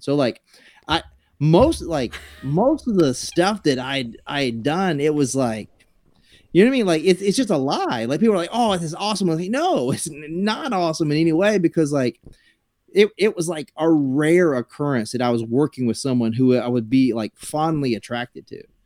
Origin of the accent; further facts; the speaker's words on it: South Carolina, United States; moved away; I grew up in South Carolina